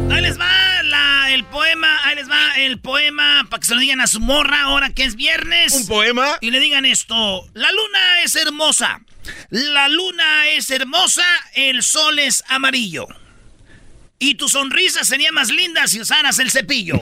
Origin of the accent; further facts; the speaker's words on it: Michoacán, Mexico; Yo soy, pues, de Michoacán